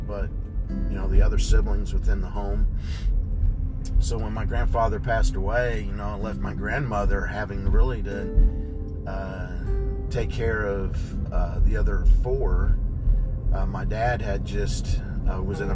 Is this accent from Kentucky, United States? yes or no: yes; Kentucky, United States; also born or lived in Ohio / Kansas; back in 1974, you know, at that time we were living in Ohio. I was 4 years old. My parents had moved down to Kentucky